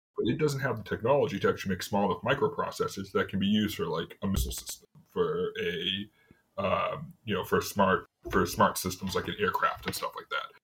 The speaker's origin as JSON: {"language": "English", "region": "New England", "country": "United States", "said": "I'm from New England"}